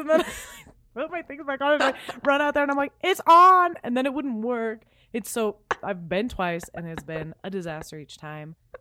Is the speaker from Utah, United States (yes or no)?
no; Southern California, United States; I grew up in Southern California